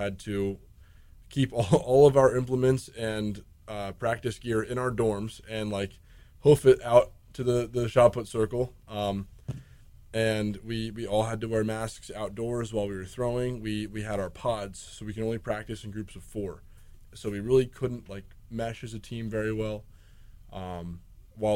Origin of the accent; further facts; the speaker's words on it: New Jersey, United States; moved away as an adult; now in Kingston, United States; I'm from New Jersey